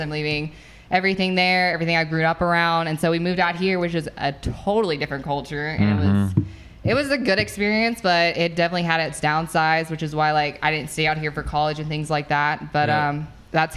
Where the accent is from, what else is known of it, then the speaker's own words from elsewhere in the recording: White House, Tennessee, United States; I grew up in White House most of my life, which it's a pretty small town.